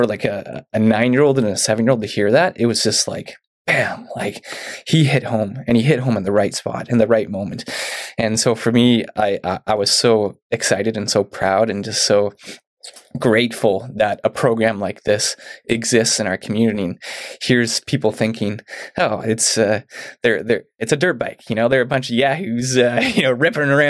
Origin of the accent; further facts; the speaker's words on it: Mission, British Columbia, Canada; moved away as an adult; now in Chilliwack, Canada; I grew up in Mission